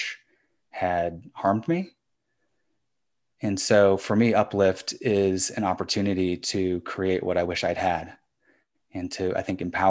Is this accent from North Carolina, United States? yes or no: no; Fairfax County, Virginia, United States; I grew up in Fairfax County